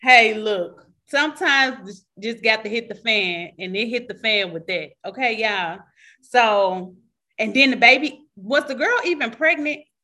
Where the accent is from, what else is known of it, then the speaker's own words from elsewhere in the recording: Michigan, United States; I'm from Michigan.